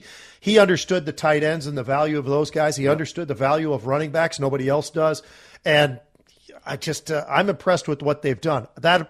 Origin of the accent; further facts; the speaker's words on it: San Francisco, California, United States; I was born in San Francisco.